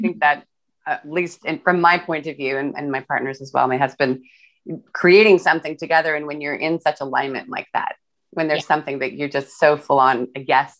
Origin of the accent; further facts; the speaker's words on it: San Francisco Bay Area, California, United States; Born and raised in that area as well.